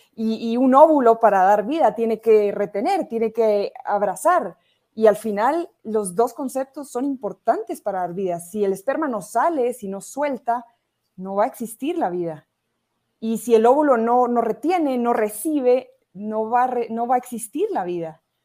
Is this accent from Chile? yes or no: no; Guatemala; also born or lived in Barcelona, Spain; graduarme en mi país, en Guatemala